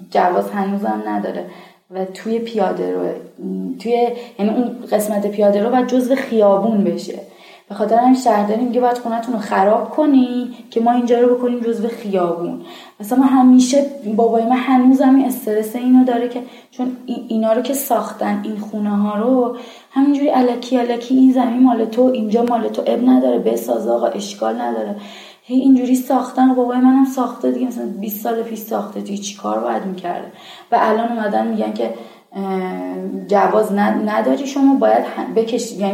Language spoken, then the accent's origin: Persian; Islamshahr, Tehran Province, Iran; چقدر من خودم کشتم و مرمور می شدم از اینکه بگم بچه اسلام شرم